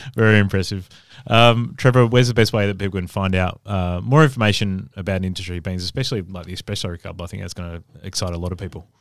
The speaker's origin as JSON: {"language": "English", "town": "Adelaide", "region": "South Australia", "country": "Australia", "moved": "yes", "said": "I'm from Adelaide originally"}